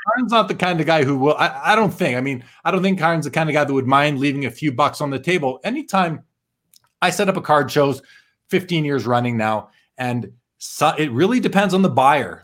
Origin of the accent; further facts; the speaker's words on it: Winnipeg, Manitoba, Canada; where I grew up in Winnipeg